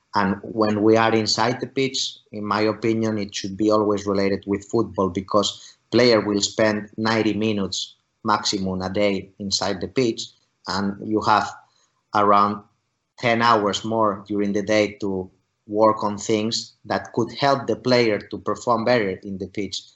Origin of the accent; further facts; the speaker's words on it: Spain; moved away as an adult; also born or lived in Finland; now in St. Petersburg, Russia; my home country in, in spain